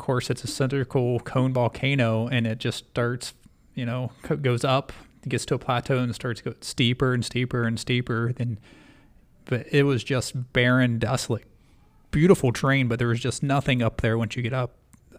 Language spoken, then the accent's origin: English; Columbus, Ohio, United States; I mean I grew up in the Midwest in Columbus